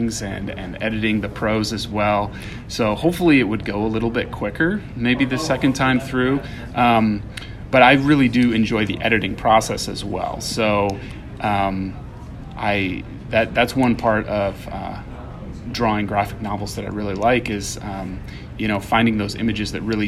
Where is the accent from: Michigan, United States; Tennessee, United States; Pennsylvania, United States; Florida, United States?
Michigan, United States; my upbringing when I was growing up in Michigan